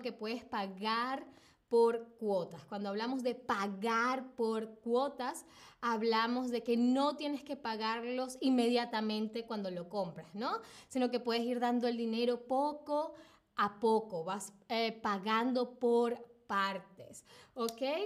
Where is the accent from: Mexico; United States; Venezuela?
Venezuela; en a Venezuela, de donde vengo yo